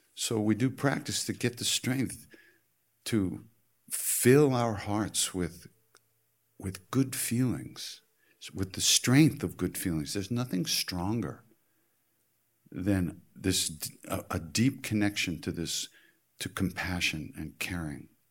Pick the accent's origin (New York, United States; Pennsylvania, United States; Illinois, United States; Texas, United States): New York, United States; I'm from New York